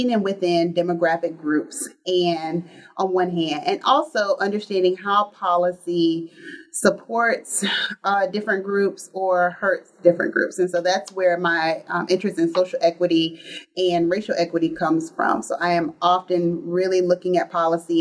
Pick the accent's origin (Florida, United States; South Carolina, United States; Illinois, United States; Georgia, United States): South Carolina, United States; I am originally from South Carolina.